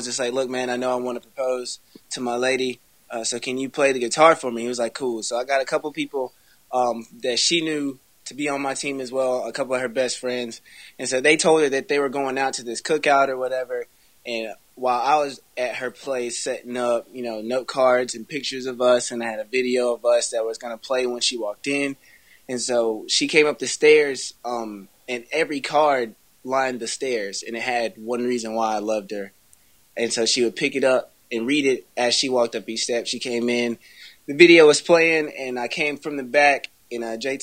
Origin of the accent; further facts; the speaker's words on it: Burlington, North Carolina, United States; my hometown, Burlington.